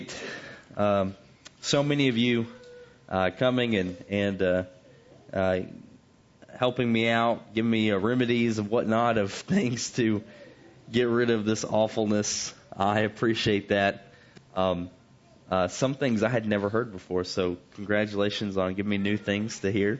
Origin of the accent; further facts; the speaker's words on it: the South, United States; growing up in the South